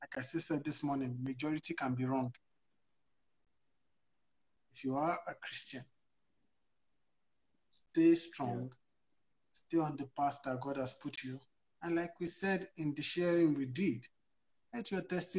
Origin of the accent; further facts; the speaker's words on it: Nigeria; moved away as an adult; now in Canada; I'm very Nigerian, yeah. I haven't been here too long.